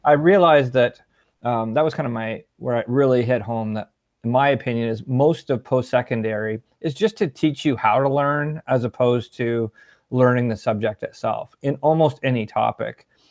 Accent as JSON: {"language": "English", "region": "Ontario", "country": "Canada", "tie": "born or raised there", "also_born_or_lived": "Peterborough, Ontario / Ottawa, Ontario", "said": "I grew up in Ontario, um, kinda split between Peterborough and Ottawa, Ontario"}